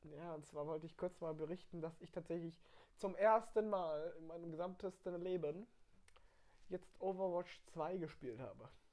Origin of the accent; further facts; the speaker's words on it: Baden-Württemberg, Germany; Wir kommen aus Baden-Württemberg